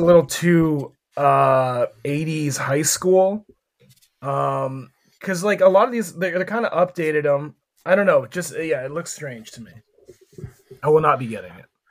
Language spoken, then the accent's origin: English; Erie, Pennsylvania, United States; my hometown, uh, G League team were the Erie Pepperoni Balls. And that is just a snack that was famous in only my town.